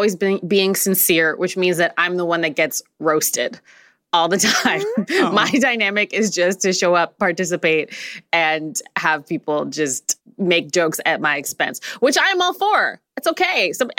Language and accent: English; Ghana; that joke maybe about, like, Nigerian people isn't for me because I'm Ghanaian.